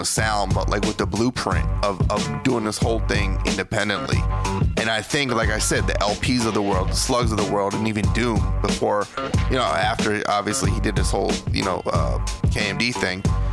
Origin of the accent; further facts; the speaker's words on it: Philadelphia, Pennsylvania, United States; I'm from Philly